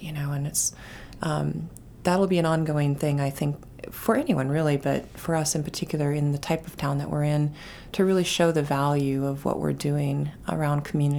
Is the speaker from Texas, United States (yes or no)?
no; South Dakota, United States; now in Biddeford, United States; I grew up in a town that had a great downtown, and we spent a lot of time there. Our monolithic, you know, pieces of architecture were grain silos.